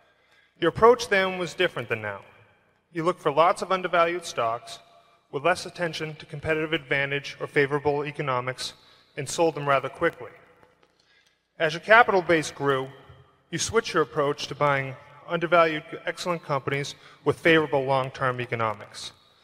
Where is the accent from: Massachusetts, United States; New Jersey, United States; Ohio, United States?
Massachusetts, United States; Danvers; from Danvers, Massachusetts.